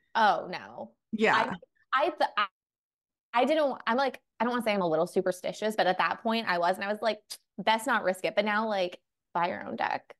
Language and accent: English; New York, United States; I'm from New York. I grew up like Irish Catholic family. My mom is from the Philippines